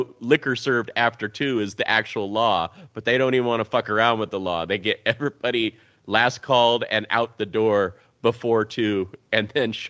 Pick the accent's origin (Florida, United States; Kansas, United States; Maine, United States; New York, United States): Kansas, United States; growing up in Kansas